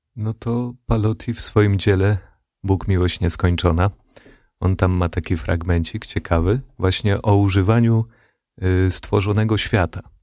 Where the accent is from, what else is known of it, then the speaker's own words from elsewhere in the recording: Radom, Masovian Voivodeship, Poland; ja pochodzę z Radomia